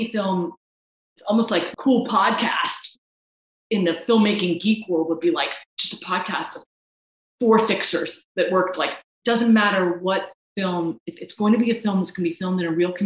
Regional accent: the Ozarks, United States; now in St. Louis, United States; I am from the Ozarks, but I haven't lived there in years. I live up north. I live in St. Louis

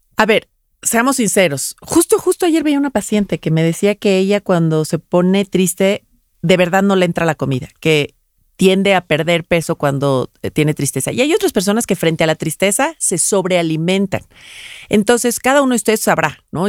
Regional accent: Mexico; Los mexicanos tendemos

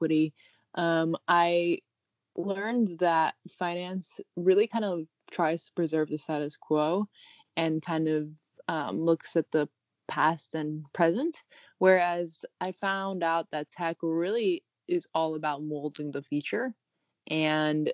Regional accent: New York City, New York, United States; also born or lived in Paris / Rio de Janeiro / Cambridge, Massachusetts; I'm actually a native New Yorker, born and raised here

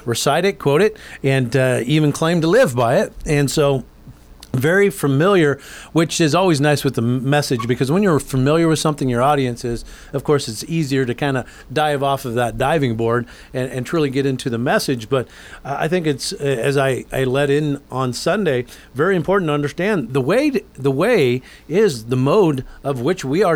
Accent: Anaheim, California, United States; I was born in Anaheim, California

